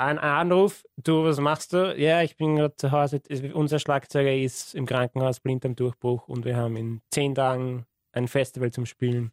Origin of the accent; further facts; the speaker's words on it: Wiener Neustadt, Lower Austria, Austria; ich komme aus Wiener Neustadt